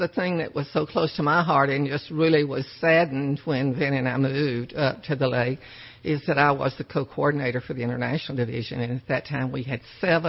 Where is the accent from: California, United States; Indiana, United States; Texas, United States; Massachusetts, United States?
Texas, United States; piney woods of; When I grew up, I grew up in the piney woods of Texas.